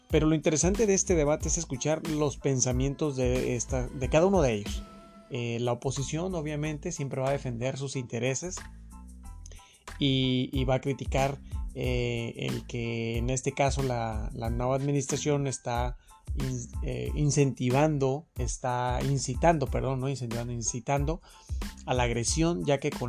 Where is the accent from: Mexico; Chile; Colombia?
Mexico